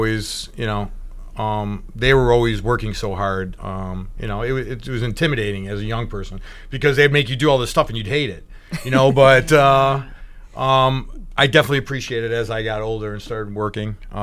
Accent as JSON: {"language": "English", "town": "Cleveland", "region": "Ohio", "country": "United States", "tie": "born or raised there", "said": "growing up in Cleveland"}